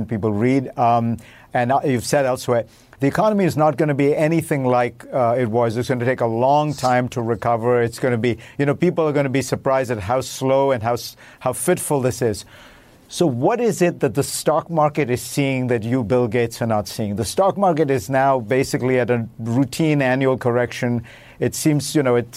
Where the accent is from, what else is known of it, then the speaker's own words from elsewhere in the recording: Mumbai, Maharashtra, India; moved away; I grew up in Bombay